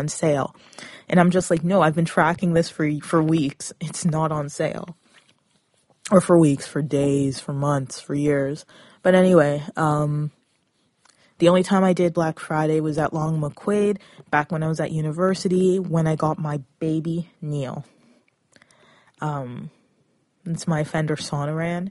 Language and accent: English; Toronto, Ontario, Canada; I come from the Toronto area